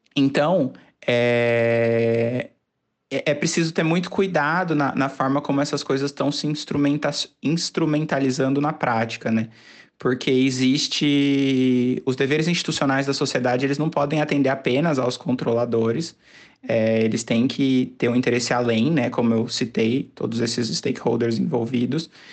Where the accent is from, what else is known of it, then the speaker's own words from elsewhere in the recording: Campinas, São Paulo, Brazil; eu sou de Campinas